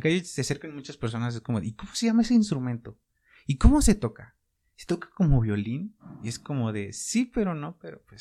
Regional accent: Cholula, Puebla, Mexico; soy de aquí de Puebla, más, bueno, de Chulula

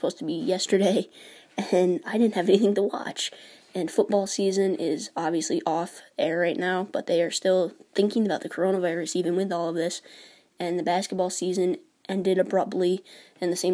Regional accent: New York, United States; I was born and raised in New York

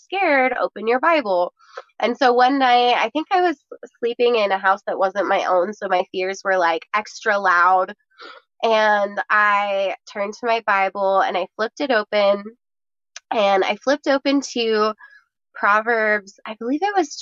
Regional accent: Lake Tahoe, United States; I was super blessed to have grown up in Lake Tahoe

